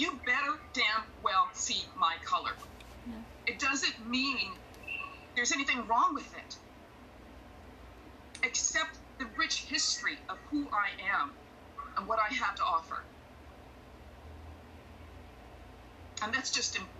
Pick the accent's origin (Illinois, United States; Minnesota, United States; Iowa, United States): Minnesota, United States; Minneapolis; moved away; that's my hometown